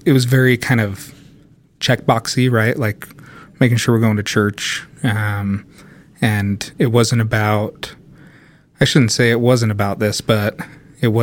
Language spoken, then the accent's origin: English; Sandy, Utah, United States; I grew up in Sandy, Utah